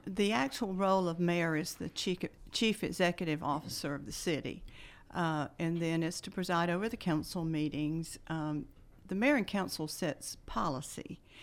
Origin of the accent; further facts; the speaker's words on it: Bowdon, Georgia, United States; now in Carrollton, United States; I grew up in Bowdoin, uh, attended county schools